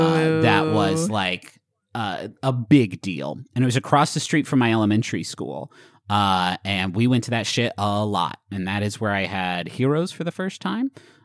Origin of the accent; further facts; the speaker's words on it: Huntington, West Virginia, United States; Growing up in Huntington